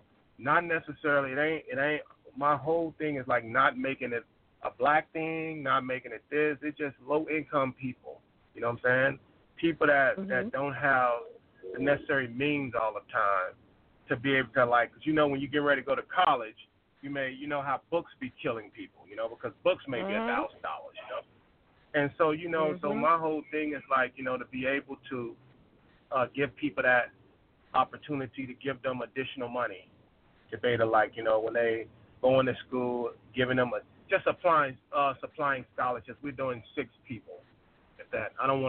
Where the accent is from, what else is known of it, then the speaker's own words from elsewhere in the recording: Arkansas, United States; moved away; I'm originally from Arkansas. And when I grew up there, I left in like 2002. And when I left there, you know, certain areas were like pretty decent areas, you know.